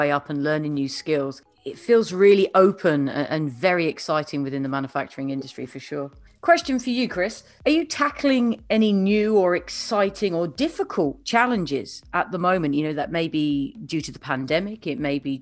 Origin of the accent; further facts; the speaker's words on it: United Kingdom; moved away as an adult; now in United States; as a Brit, when I first arrived here